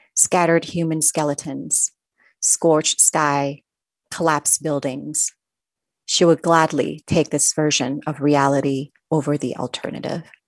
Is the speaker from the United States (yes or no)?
no; Thailand; I grew up in Thailand, I was surrounded by the culture and the teachings of Buddhism, even though I'm not